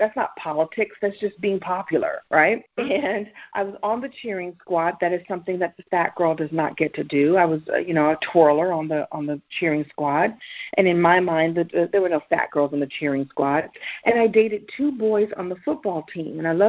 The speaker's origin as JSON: {"language": "English", "town": "Brooklyn", "region": "New York", "country": "United States", "said": "So long story short, I'm originally from Brooklyn, New York, although I don't sound like I don't talk like I'm from New York, but I'm from New York."}